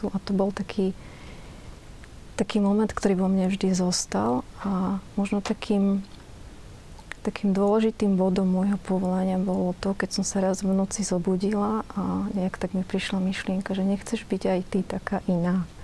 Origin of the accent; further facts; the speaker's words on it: Bardejov, Prešov Region, Slovakia; ešte keď som bola malá v detstve u nás v Bardejove